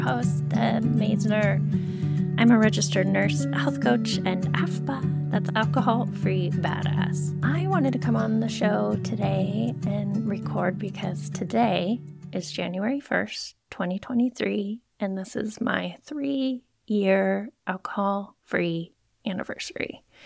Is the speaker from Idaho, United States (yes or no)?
yes; Moscow, Idaho, United States; I grew up in Moscow, Idaho